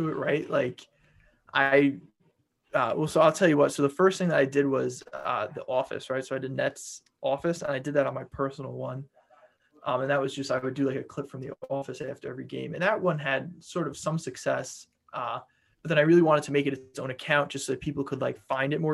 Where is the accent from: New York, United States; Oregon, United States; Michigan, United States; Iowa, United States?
New York, United States; Long Island; So I grew up on Long Island